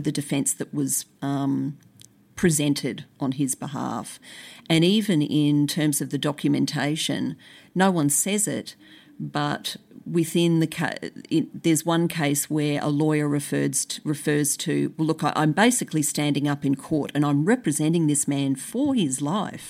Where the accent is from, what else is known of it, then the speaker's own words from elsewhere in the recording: Brisbane, Queensland, Australia; I grew up in Brisbane